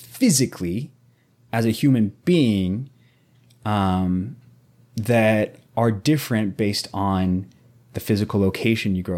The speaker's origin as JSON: {"language": "English", "region": "Southwest Missouri", "country": "United States", "tie": "born or raised there", "said": "I was like 13, 14, very young, growing up in Southwest Missouri"}